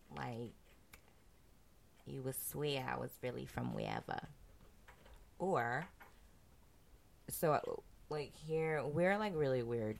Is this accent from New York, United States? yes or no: yes; Bronx, New York, United States; I'm from the Bronx. I'm from the South Bronx.